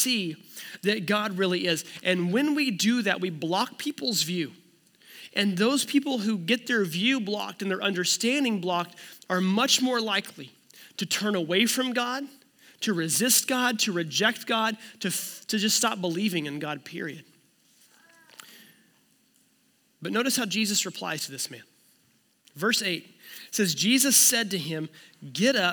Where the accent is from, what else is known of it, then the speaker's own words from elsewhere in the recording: United States; I'm an American